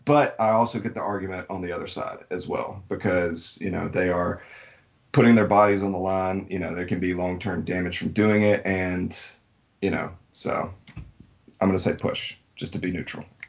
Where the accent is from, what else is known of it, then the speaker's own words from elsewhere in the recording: Alabama, United States; being born and raised in Alabama